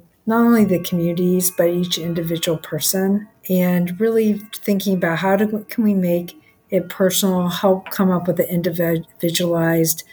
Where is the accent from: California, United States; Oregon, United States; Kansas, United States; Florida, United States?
California, United States; Los Angeles; I grew up in Los Angeles